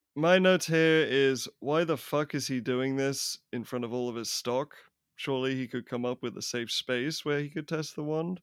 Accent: England, United Kingdom; I I grew up in England

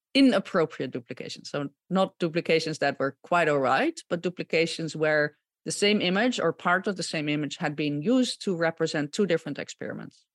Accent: Gouda, South Holland, Netherlands; moved away as an adult; also born or lived in Utrecht, Netherlands; now in United States; I, um, was born and raised in the Netherlands, uh, born in Gouda

